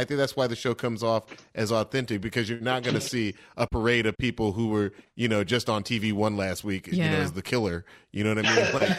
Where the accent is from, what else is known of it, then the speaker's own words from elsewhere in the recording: Atlanta, Georgia, United States; I grew up in a big black family. I'm from the Southwest Atlanta.